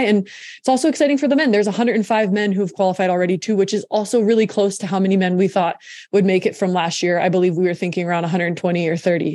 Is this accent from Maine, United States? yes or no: no; Williamsport, Pennsylvania, United States; I'm from Williamsport, Pennsylvania